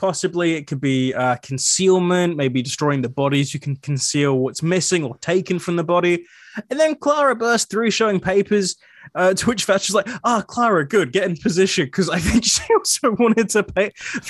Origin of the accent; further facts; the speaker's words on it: Scotland, United Kingdom; Anyway, but being Scottish is good, so we can complain about things.